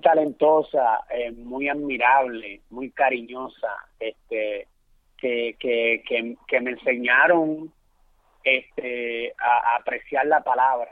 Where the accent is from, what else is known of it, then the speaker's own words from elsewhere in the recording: Santo Domingo, Distrito Nacional, Dominican Republic; also born or lived in Puerto Rico; now in New York, United States; yo soy de la, de la capital de la República Dominicana, Santo Domingo. Eh, de un barrio humilde que es conocido como el Capotillo